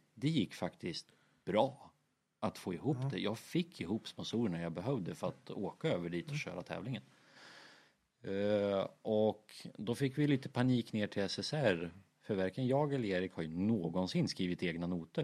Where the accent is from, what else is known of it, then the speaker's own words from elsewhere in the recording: Sweden; vi kom från Sverige